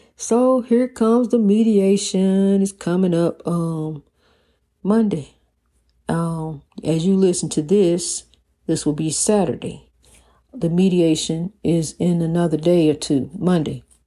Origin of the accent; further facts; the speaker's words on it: East St. Louis, Illinois, United States; my hometown of East Saint Louis, Washington Park